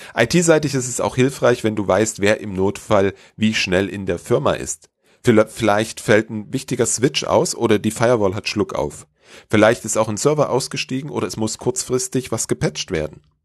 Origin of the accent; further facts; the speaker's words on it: Germany; bei uns in Deutschland